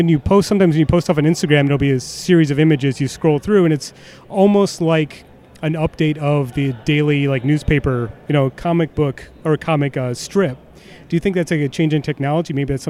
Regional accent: Detroit, Michigan, United States; now in Chicago, United States; I'm from Detroit, so I have the third option. So Detroit pizza is clearly the best.

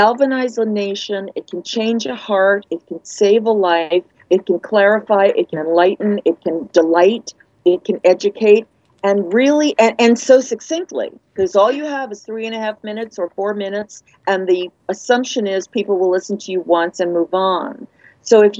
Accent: New York, United States; now in California, United States; I'm a New Yorker

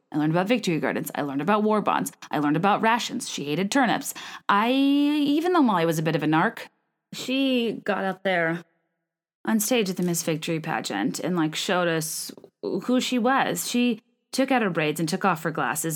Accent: Virginia, United States; I'm from Virginia. We love the colonial era. I spent way too much time in Colonial Williamsburg as a child

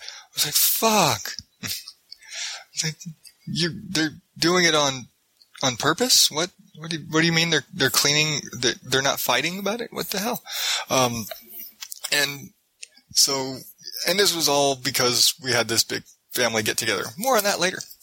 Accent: Phoenix, Arizona, United States; I'm from Phoenix

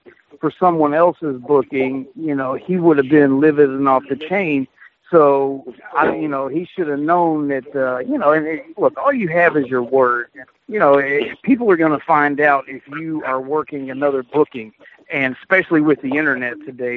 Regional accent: Florida, United States; I'm from Florida, I grew up at the matches

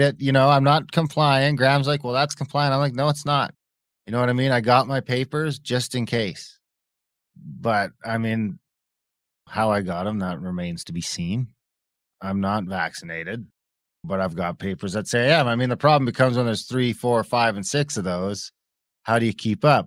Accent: Ontario, Canada; I grew up off reserve in Ontario

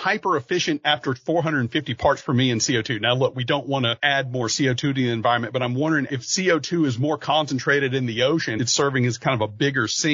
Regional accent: Louisiana, United States; I grew up in Louisiana

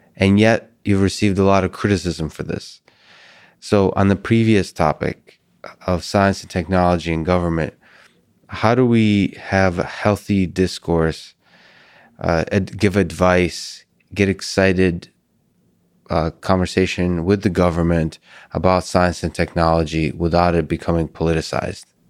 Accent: Russia; moved away; I'm from Russia originally

